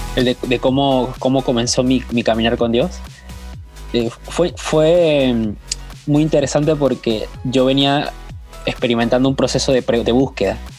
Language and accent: Spanish; Panama; now in Buenos Aires, Argentina; Soy panameño, pero estoy viviendo en Buenos Aires, Argentina